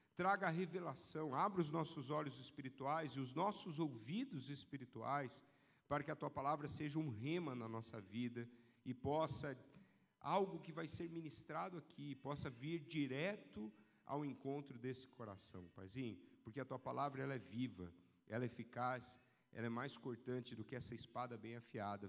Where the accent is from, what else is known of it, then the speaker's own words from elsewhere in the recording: São José dos Campos, São Paulo, Brazil; quando eu era criança, morava lá no CTA, em São José dos Campos